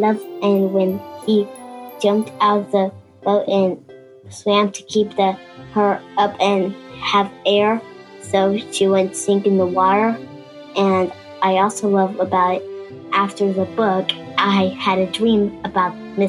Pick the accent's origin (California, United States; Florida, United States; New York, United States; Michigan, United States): Florida, United States; I'm from Florida and I'm 8 years old.